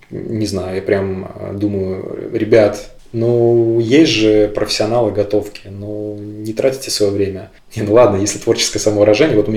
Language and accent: Russian; Belarus; Блин, ну, во-первых, я белорус.